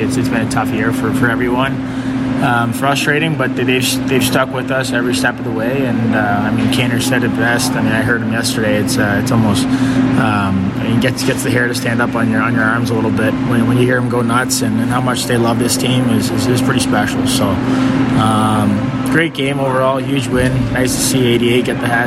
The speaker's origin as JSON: {"language": "English", "town": "Toronto", "region": "Ontario", "country": "Canada", "also_born_or_lived": "Winnipeg / Montreal / Ottawa", "moved": "yes", "lives_now": "Chicago, United States", "said": "going back home in Toronto, seeing the family and friends and everyone"}